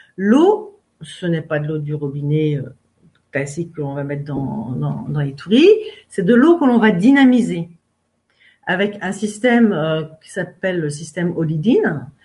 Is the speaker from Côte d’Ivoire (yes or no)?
no; Finistère, Brittany, France; Je suis française et je suis même finistérienne. Et c'est important pour moi d'en parler parce que c'est un peu parce que je suis née dans le Finistère, face à Ouessant et à Molène